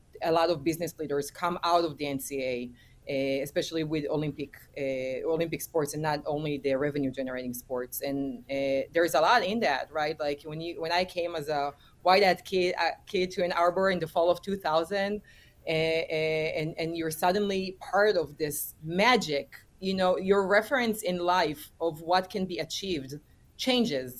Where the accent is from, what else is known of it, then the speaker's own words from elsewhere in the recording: Israel; returned back to my home country, that is Israel.